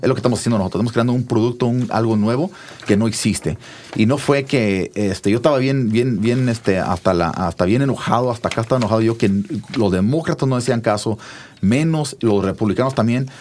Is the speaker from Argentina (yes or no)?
no; Mount Vernon, Washington, United States; also born or lived in Hood River, Oregon / Nayarit (parents); Mi, jefita se fue hacia una, hora norte de Seattle a un pueblito que se llama Mount Vernon. Y ahí nos mudamos y estuvimos en un campo migrante por la gran parte de mi juventud